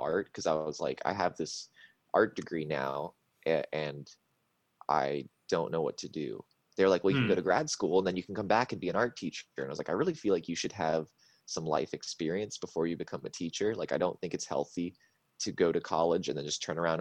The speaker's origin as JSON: {"language": "English", "region": "Florida", "country": "United States", "said": "I'm from Florida. Nobody ever comes to my state"}